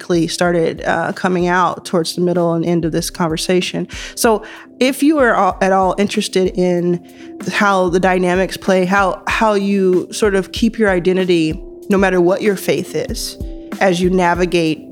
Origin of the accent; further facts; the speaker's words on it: Philadelphia, Pennsylvania, United States; I was born in Chestnut Hill, Pennsylvania, right outside Philadelphia. I'm fourth generation Philly